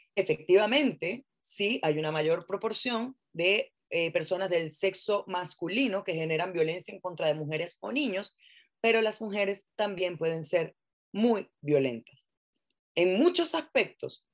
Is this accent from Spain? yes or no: no; Venezuela; now in Chile; yo soy venezolana, estoy en Chile